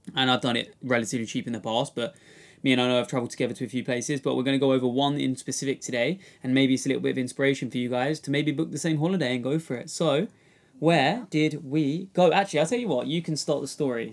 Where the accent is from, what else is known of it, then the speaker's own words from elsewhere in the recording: Kent, South East England, United Kingdom; I'm from Kent